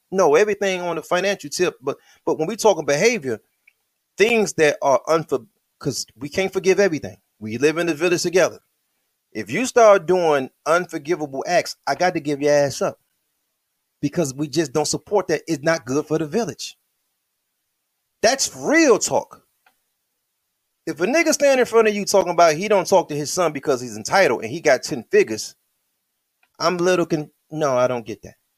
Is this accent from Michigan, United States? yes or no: yes; Michigan, United States; I'm from Michigan